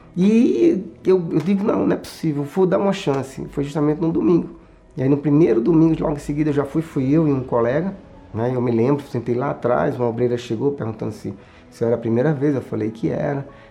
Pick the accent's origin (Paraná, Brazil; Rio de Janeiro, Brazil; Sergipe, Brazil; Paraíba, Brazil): Paraíba, Brazil; João Pessoa; moved away as an adult; now in São Paulo, Brazil; sou paraibano da cidade de João Pessoa. Em 1990 eu vim para São Paulo